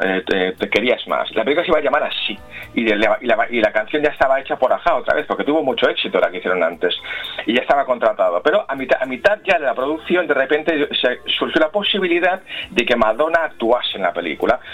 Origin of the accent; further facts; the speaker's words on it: Spain; somos los españoles